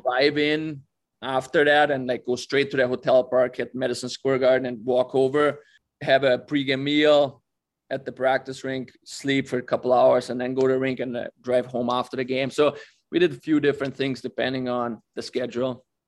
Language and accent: English; Austria; born or raised there